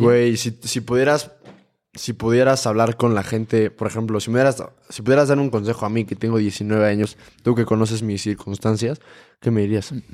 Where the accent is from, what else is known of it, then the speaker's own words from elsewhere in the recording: Uruapan, Michoacán, Mexico; yo soy de Uruapan, Michoacán